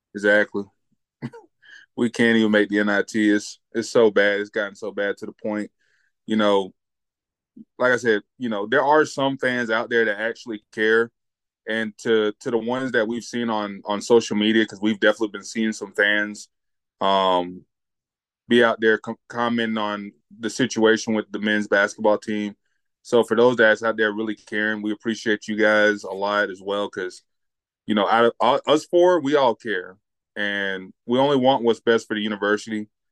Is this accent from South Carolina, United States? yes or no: yes; Upstate South Carolina, United States; I'm from the Upstate.